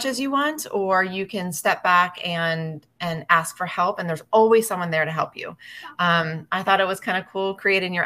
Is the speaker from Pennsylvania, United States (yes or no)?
yes; right outside of Philadelphia, PA, Pennsylvania, United States; moved away as an adult; I'm originally from right outside of Philadelphia, PA. Moved from there after I graduated high school